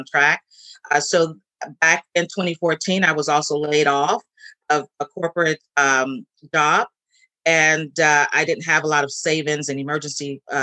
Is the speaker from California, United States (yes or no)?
yes; San Francisco, California, United States; I'm born and raised in San Francisco